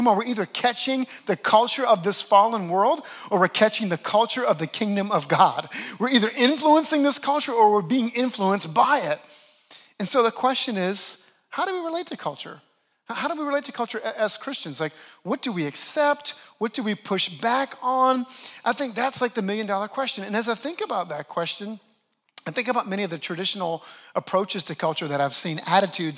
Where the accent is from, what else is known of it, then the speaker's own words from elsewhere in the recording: New Orleans, Louisiana, United States; now in New York, United States; I actually grew up in the great city of New Orleans, and we have a very distinct culture down there.